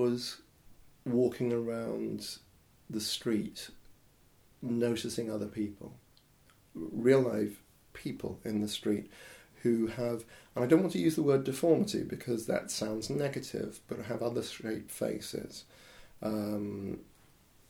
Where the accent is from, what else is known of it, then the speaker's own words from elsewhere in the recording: Horsham, South East England, United Kingdom; I grew up in London, in Horsham